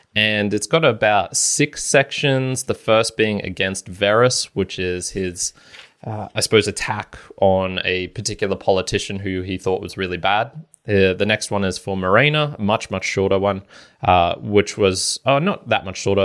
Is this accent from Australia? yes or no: yes; Australia; speaking as an Australian here in a relative democracy